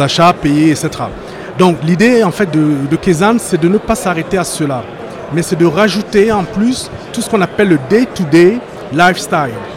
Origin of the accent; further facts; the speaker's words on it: France; je suis français, mais de par mon origine africaine, donc camerounaise